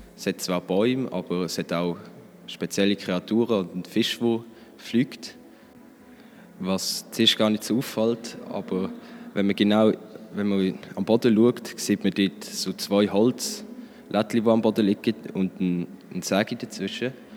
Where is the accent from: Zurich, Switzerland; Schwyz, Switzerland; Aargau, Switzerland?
Aargau, Switzerland; Frick; ich komme aus Frick, im Fricktal